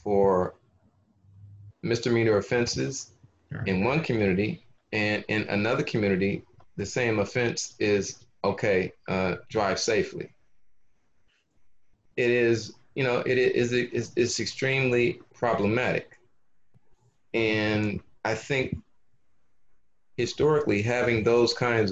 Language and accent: English; Los Angeles, California, United States; I grew up in South Los Angeles